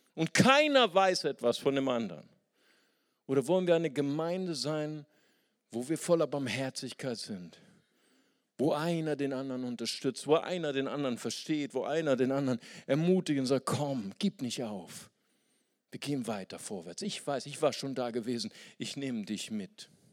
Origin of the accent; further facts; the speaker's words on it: Germany; für uns als Deutsche